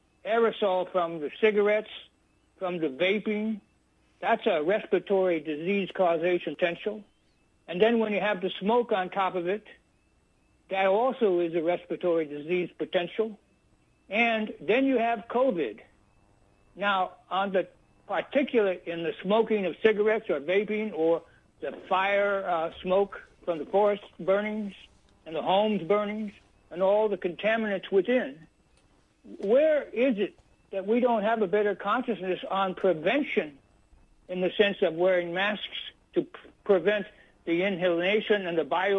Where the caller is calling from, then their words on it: Hamilton Field, Northern California, United States; I'm calling from a place called Hamilton Field. It still has some military on it, but mostly it's closed down and been redeveloped in Northern California, which is maybe 35 or so miles out of north of San Francisco.